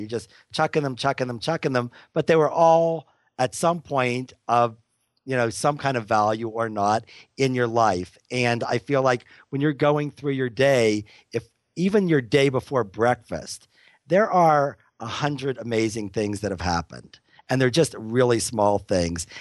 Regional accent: Pittsburgh, Pennsylvania, United States; now in Boulder, United States; where I grew up in Pittsburgh

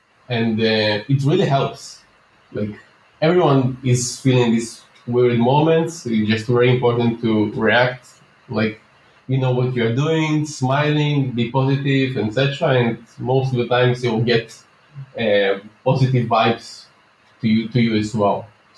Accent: Minsk, Minsk Region, Belarus; now in Tel Aviv, Israel; when I moved to Tel Aviv, Israel, where I'm living right now. Yep. I moved from Minsk, Belarus, where my parents are still living.

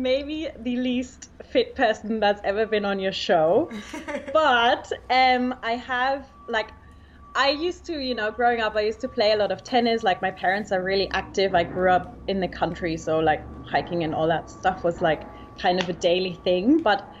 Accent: Germany; accent: Australia or New Zealand; moved away as an adult; also born or lived in Australia / New York; So I actually grew up in Germany, but I moved to Australia when I was 19. I went to school in Australia, so that's where that's coming from. I lived there for 6 years.

